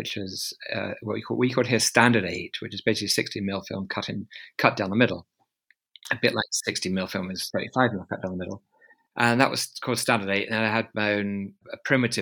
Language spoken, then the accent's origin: English; London, United Kingdom; I was brought up in London